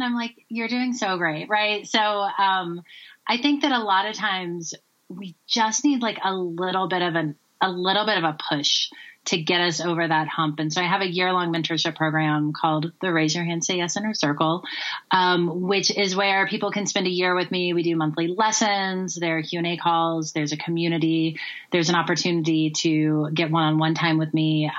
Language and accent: English; North Carolina, United States; moved away as an adult; also born or lived in Tennessee / San Francisco Bay Area; now in Colorado, United States; So I'm originally from the South. I grew up in North and South Carolina and Tennessee.